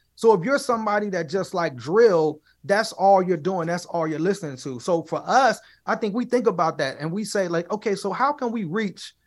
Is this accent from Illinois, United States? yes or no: yes; Chicago, Illinois, United States; now in Pittsburgh, United States; I'm originally from Chicago, I'm originally from the South Side